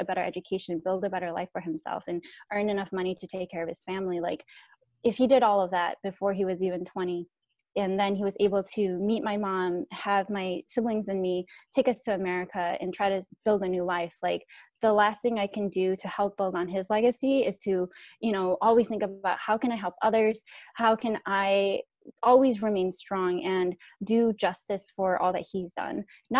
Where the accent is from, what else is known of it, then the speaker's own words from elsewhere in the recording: Thailand; born there; So I'm a Hmong American refugee. I was born in Thailand, but I'm not Thai. So we are a stateless nation of people.